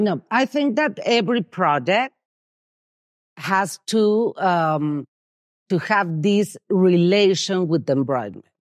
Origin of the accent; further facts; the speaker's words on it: Mexico City, Mexico; moved away as an adult; now in San Miguel de Allende, Mexico; I'm from Mexico City